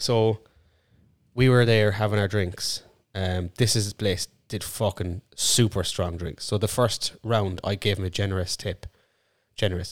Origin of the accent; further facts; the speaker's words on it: Ireland; I'm actually Irish too